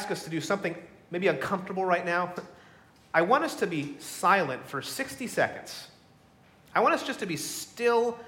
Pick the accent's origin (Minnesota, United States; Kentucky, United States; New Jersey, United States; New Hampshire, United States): New Jersey, United States; Middletown; I grew up in Middletown, New Jersey, about 50 minutes south of here.